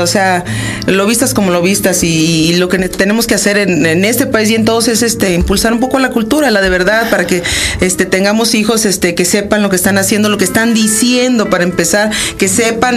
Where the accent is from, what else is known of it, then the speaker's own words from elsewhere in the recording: Coatzacoalcos, Veracruz, Mexico; also born or lived in Chihuahua, Mexico; originalmente soy de Chihuahua, nací en Chihuahua. Mis papás son norteños, pero crecí en Coatzacoalcos, Veracruz